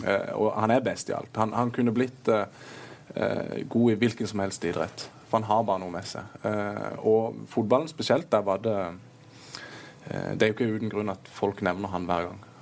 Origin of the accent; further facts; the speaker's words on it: Kristiansand, Agder, Norway; also born or lived in Moss; som sørlendinger flest så det er jo ikke lenge man skal være vekke fra den byen her